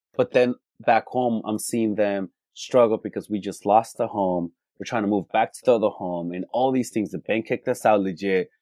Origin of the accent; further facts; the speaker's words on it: California, United States; Born and raised in California